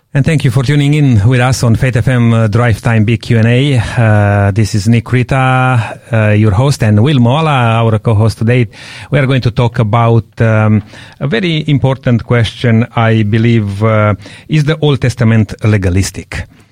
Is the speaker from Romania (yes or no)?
yes; Romania; moved away; I'm coming from Romania